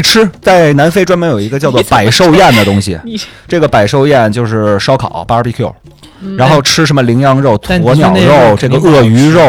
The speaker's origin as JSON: {"language": "Chinese", "country": "China", "said": "我们中国人还是说偏瘦小一些的，握不住"}